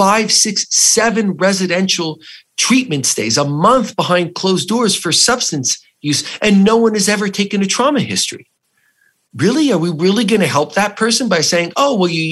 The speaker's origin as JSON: {"language": "English", "region": "New Jersey", "country": "United States", "said": "I was an Italian from New Jersey"}